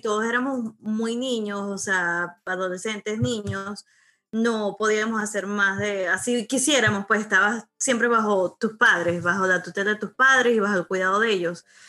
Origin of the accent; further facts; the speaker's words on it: Venezuela; moved away as an adult; mi infancia, mi vida en Venezuela, porque después del Club de los Tigritos duré fue un año y me vine para acá. Mi infancia, mi adolescencia, mis primeros amores, mi, bachillerato, todo lo pasé